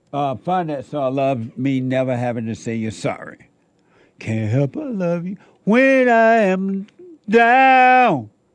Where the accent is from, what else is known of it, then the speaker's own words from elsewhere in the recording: Alabama, United States; That's how it was when I was growing up in Alabama.